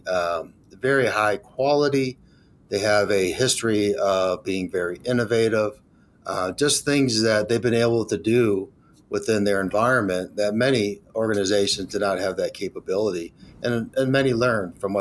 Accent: Detroit, Michigan, United States; born and raised in Michigan

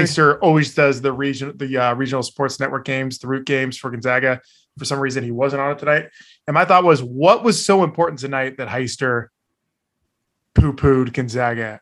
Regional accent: Bay Area, California, United States; growing up in the Bay Area

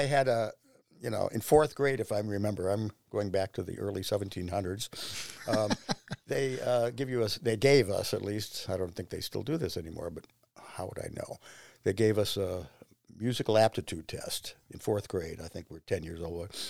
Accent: Shaker Heights, Ohio, United States; I grew up in Shaker Heights

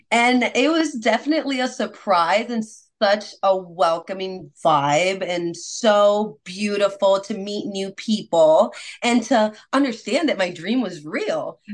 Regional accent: Puerto Rico; moved away as an adult; now in United States; Yes, I was born and raised in Puerto Rico. What? I've only been in United States for about eight years now

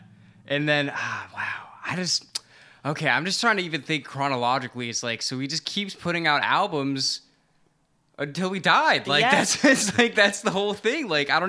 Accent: the South, United States; So I'm from the South. I was raised by parents from the North. So I got all kinds of mixed cultural American things going on with me.

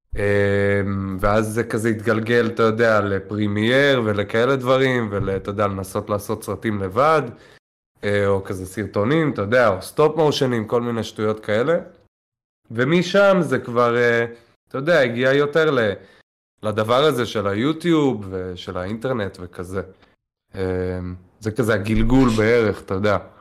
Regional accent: Tel Aviv, Tel Aviv District, Israel; נולדתי, גדלתי בתל אביב.

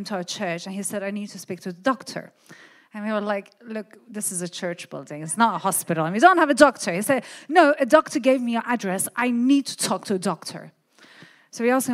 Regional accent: Iran; I come from Iran, from a Christian family. So I was born as a Christian, as a Syrian

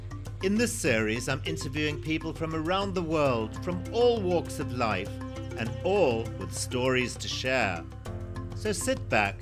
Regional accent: Zimbabwe; I'm a great-grandson of one of Rhodes's pioneers. I grew up in Rhodesia

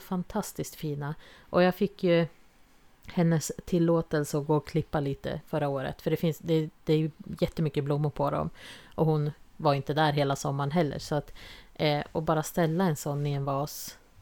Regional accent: Jämtland, Sweden; moved away; vi kommer från eh, Jämtland och där fanns det inga vitsippor ute vilt vad jag såg i alla fall där vi växte upp.

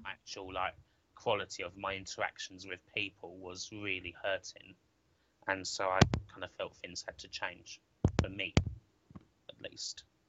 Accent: Southend-on-Sea, East of England, United Kingdom; my hometown Southend

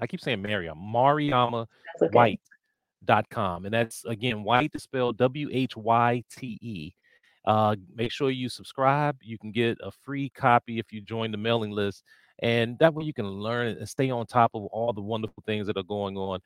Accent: Washington, District of Columbia, United States; I grew up in the Washington, D.C. area

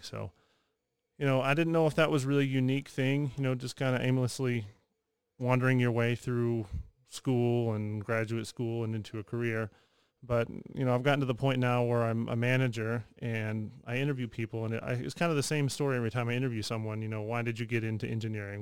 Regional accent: Texas, United States; moved away as an adult; trying to find a job somewhere back in Texas, and just kind of took what I could and ended up back in my hometown

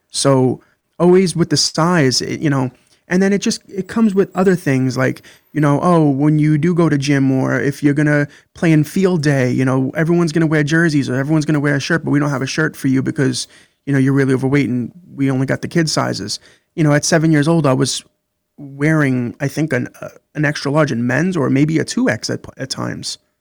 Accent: New York City, New York, United States; I grew up in Brooklyn, New York

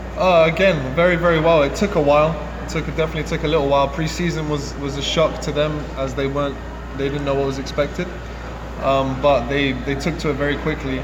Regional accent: London, United Kingdom; moved away as an adult; now in Louisville, United States; I'm born and raised in England, London, but my dad's parentage from Jamaica and my mom's actually from Italy.

